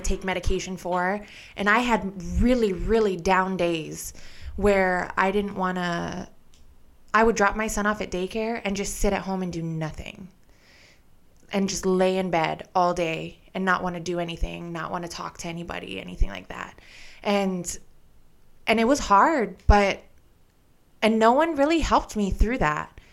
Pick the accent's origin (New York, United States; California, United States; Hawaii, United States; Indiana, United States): Hawaii, United States; I was born and raised in Hawaii